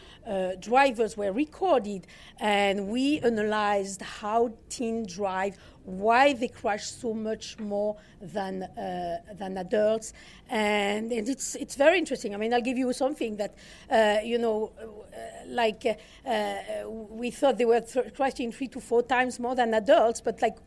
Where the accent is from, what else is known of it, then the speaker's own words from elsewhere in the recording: southern France, France; accent: Southern France; English is a second language; Hopefully you'll manage my accent. This is Southern France